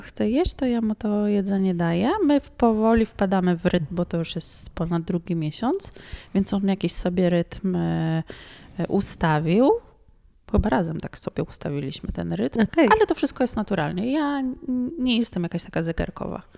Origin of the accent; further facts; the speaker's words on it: Poland; Ja mówię, że nie, z Polski